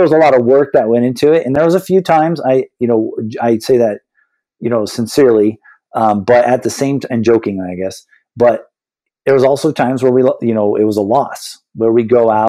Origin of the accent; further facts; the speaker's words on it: San Diego, California, United States; I grew up in San Diego, California